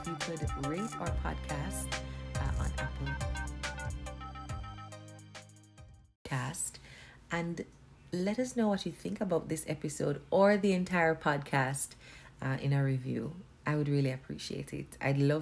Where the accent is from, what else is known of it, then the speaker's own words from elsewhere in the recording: Jamaica; accent: Jamaican patois; first language Jamaican Patois; I went in with my Jamaican patois.